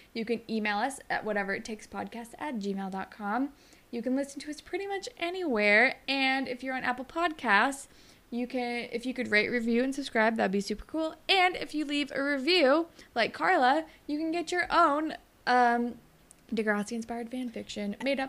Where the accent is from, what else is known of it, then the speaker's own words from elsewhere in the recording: Australia; I'm Australian, so I can't even blame it on New Jersey.